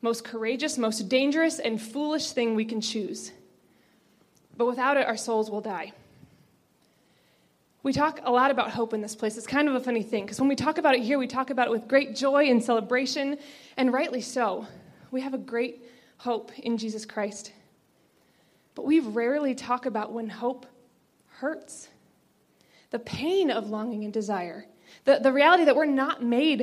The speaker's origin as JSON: {"language": "English", "area": "just outside of Annapolis", "region": "Maryland", "country": "United States", "tie": "born or raised there", "said": "I grew up just outside of Annapolis, Maryland, where it snows plenty"}